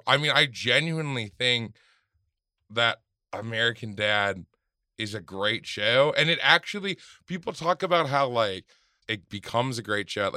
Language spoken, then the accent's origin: English; Germany; born there; I was born in East Germany.